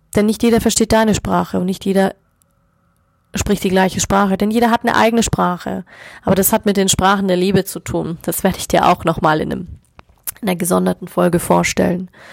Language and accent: German; Germany; bei uns in Deutschland